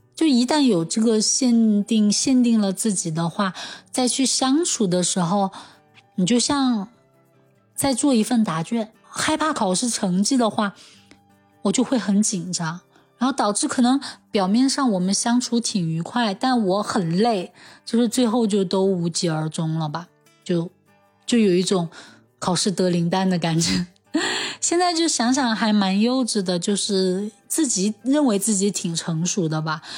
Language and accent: Chinese; Chengdu, Sichuan, China; 我从小在成都长大，现在也在成都工作